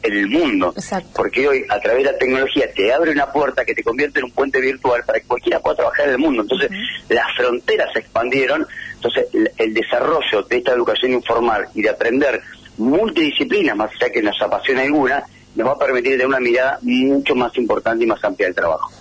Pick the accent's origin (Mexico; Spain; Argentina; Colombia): Argentina; Pergamino, Buenos Aires Province; moved away as an adult; yo soy de Pergamino, para irme a estudiar me tuve que ir a Buenos Aires